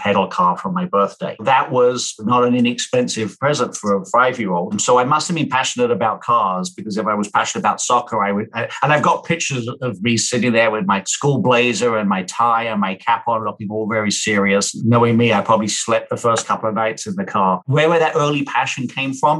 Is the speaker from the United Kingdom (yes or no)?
yes; Kent, South East England, United Kingdom; we grew up in Kent, in southeast of England